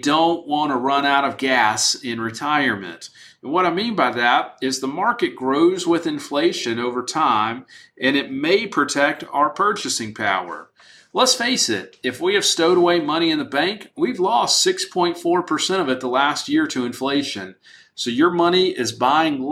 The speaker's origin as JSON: {"language": "English", "country": "United States"}